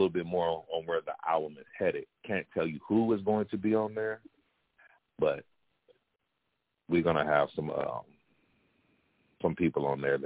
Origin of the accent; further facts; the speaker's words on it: Pasadena, California, United States; now in San Bernardino, United States; Pasadena when I was younger. That's where I'm from. I've been out here for a long time. I moved to San Bernardino